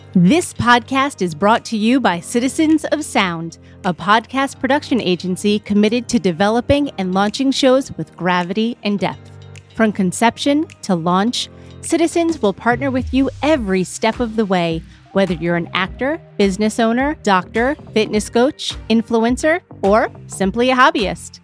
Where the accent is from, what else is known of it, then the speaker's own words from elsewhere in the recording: New York, United States; I'm from New York